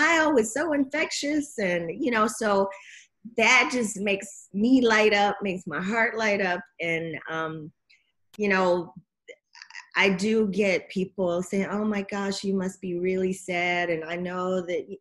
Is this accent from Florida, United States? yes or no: no; Alabama, United States; I'm from Alabama, Roll Tide. I love football. I grew up around it.